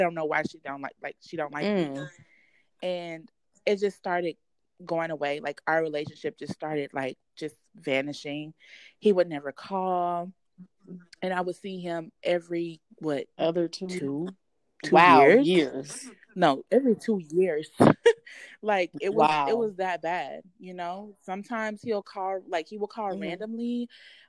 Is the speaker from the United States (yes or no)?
yes; Texas, United States; also born or lived in Louisiana; we moved to Texas when I was like 5 years old